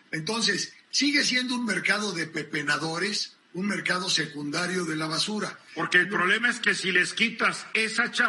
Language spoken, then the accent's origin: Spanish; United States; porque yo soy norteamericano